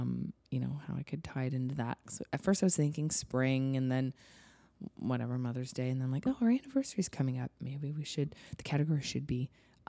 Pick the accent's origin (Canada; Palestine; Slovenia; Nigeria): Canada; We are from Canada